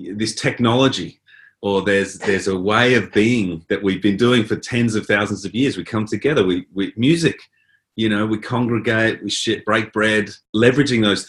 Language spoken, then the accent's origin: English; Adelaide, South Australia, Australia; also born or lived in Port Augusta / Port Lincoln; I grew up in Adelaide, which is not a big town. And then we moved to Port Augusta, which is a very small town, and Port Lincoln